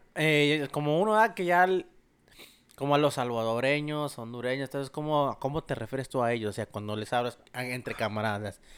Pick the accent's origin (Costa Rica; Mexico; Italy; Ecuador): Mexico; moved away; como uno como mexicano